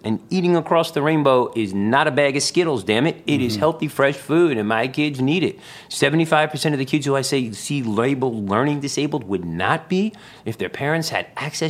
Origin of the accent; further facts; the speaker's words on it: Bronx, New York, United States; Well, I'm from the Bronx, so I am a Bronx native